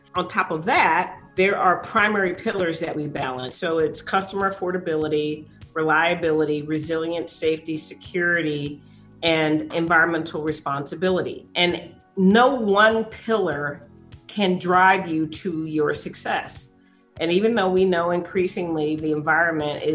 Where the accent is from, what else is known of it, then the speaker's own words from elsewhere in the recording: San Antonio, Texas, United States; I was born here in San Antonio on the east side of town